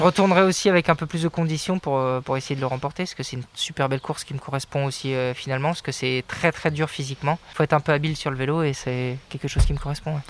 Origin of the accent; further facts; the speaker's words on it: Brittany, France; moi, Breton